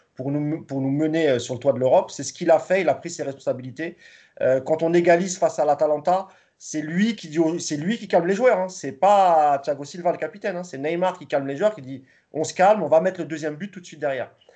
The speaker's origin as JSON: {"language": "French", "country": "France", "said": "nous sommes français"}